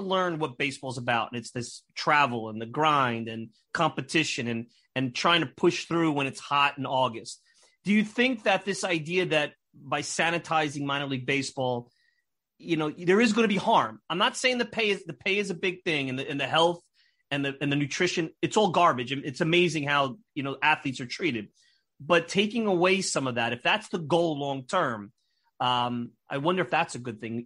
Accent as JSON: {"language": "English", "town": "Brooklyn", "region": "New York", "country": "United States", "tie": "born or raised there", "said": "I grew up in Brooklyn"}